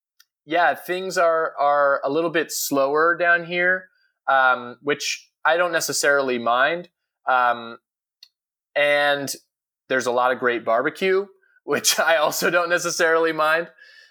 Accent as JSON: {"language": "English", "region": "just outside New York City", "country": "United States", "moved": "yes", "lives_now": "Nashville, United States", "said": "I've lived in Nashville for a few years now. I'm originally from New York, just outside New York City. And I've loved living in Nashville."}